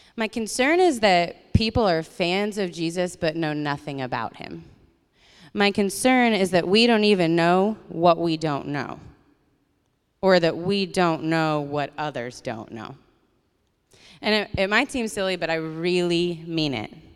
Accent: Colorado, United States; my family and growing up in Colorado

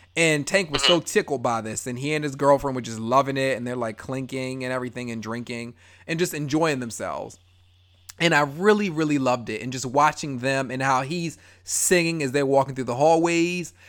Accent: Baltimore, Maryland, United States; I love Baltimore all day long

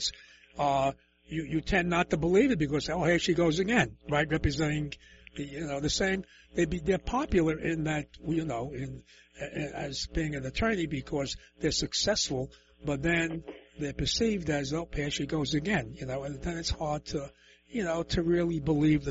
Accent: New York City, New York, United States; I'm from the Lower East Side, so that's pretty much the same as Bronx and Brooklyn

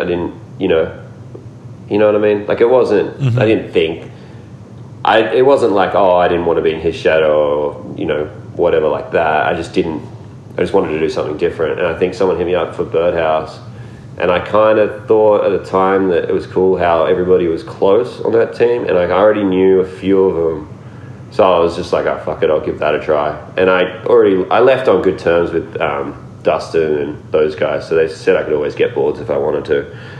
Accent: Australia; I was just like, I'm just going to go home and, you know, work a job, or, you know, just continue being an Australian skateboarder

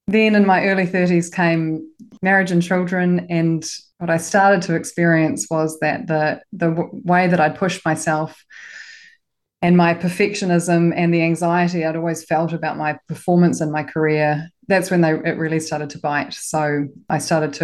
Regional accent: Auckland, New Zealand; also born or lived in Christchurch, New Zealand; I'm from Auckland. I was educated in Auckland, went to one of the top girls' schools

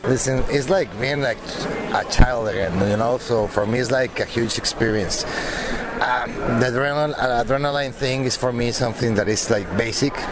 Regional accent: Mexico; moved away; I'm from Mexico

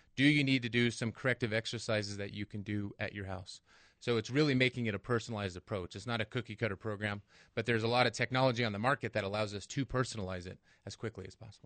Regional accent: Angel Fire, New Mexico, United States; now in Albuquerque, United States; I grew up in Angelfire. I went to state. Even though I left, I moved back

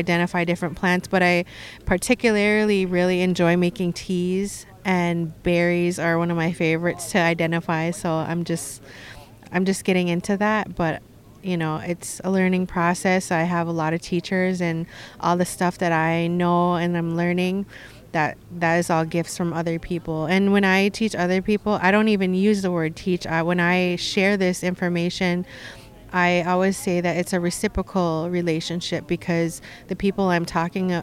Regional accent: Red Lake Nation, Minnesota, United States; I am from the Red Lake Nation

